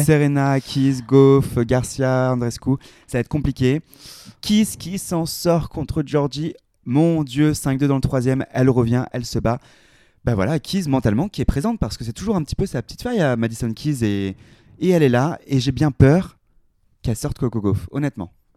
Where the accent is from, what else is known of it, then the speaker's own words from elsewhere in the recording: France; on est français